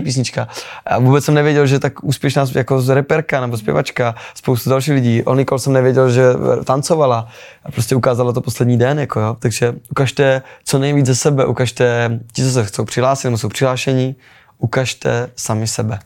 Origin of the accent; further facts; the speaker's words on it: Olomouc, Olomouc Region, Czechia; učím u nás doma v Olomouci